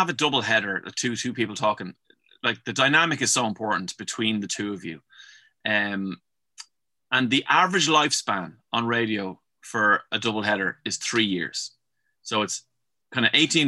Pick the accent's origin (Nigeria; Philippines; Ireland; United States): Ireland; Dublin, Leinster; I'm from Dublin.